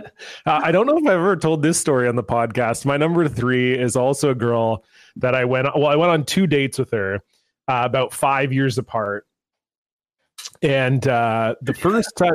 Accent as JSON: {"language": "English", "region": "Ontario", "country": "Canada", "tie": "born or raised there", "moved": "yes", "said": "I was born and raised in Ontario"}